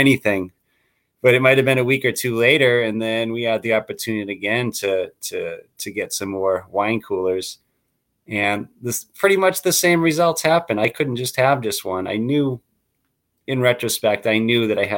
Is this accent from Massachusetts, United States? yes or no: yes; Waltham, Massachusetts, United States; now in Chandler, United States; I grew up in Waltham, Massachusetts, in a community